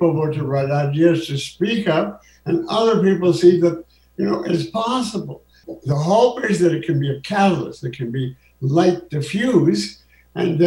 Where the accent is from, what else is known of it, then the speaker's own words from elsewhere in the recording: Canada; I'm Canadian